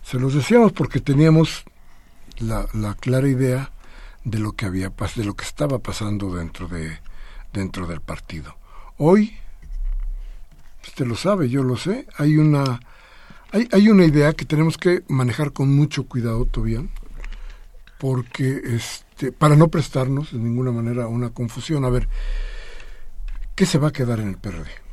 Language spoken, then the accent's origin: Spanish; Mexico; sí somos mexicanos